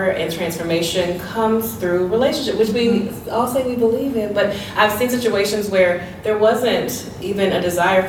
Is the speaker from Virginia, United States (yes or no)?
no; Texas, United States; I'm here from Texas.